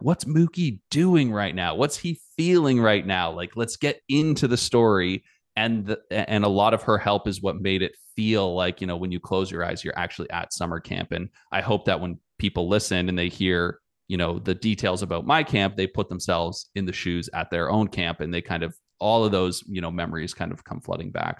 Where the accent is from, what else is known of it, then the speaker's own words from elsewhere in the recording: Canada; I'm Canadian